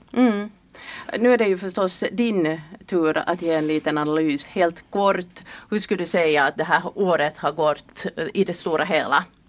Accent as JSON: {"language": "Swedish", "town": "Kirkkonummi", "region": "Uusimaa", "country": "Finland", "moved": "yes", "lives_now": "Siuntio, Finland", "said": "jag kommer själv ursprungligen från Kyrkslätt"}